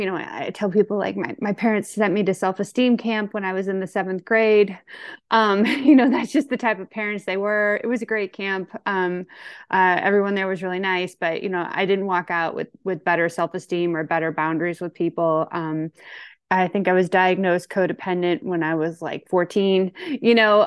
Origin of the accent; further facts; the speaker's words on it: St. Louis, Missouri, United States; I'm from Saint Louis, Missouri. I'm kind of your typical county woman